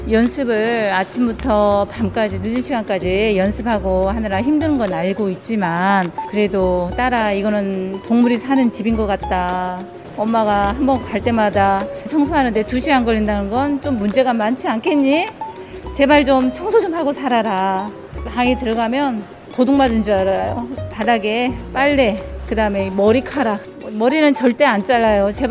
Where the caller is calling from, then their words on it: Mokpo, South Jeolla, South Korea; 네, 안녕하세요.